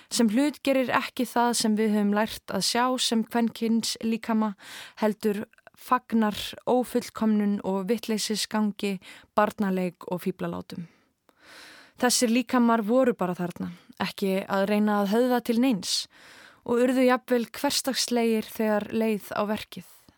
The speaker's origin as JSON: {"language": "Icelandic", "town": "Kópavogur", "region": "Capital Region", "country": "Iceland", "tie": "born or raised there", "said": "Við sem ólumst upp í Hamraborginni í kringum aldamótin"}